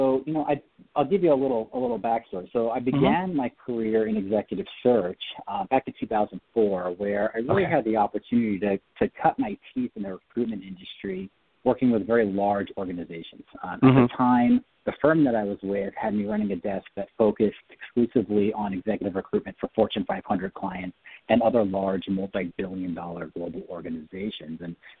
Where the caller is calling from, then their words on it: Orange County, Southern California, United States; calling from my office today. We're out here in beautiful Southern California, Orange County.